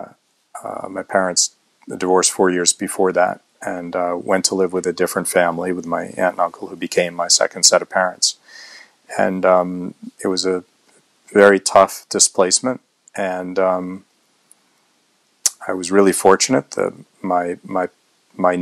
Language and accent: English; United States; also born or lived in Boston, Massachusetts / New Jersey; Boston, Mass, and then outside of New York City in the New Jersey suburbs